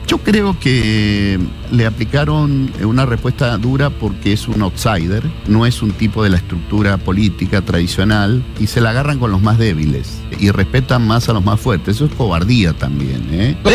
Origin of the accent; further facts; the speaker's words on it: Argentina; mi país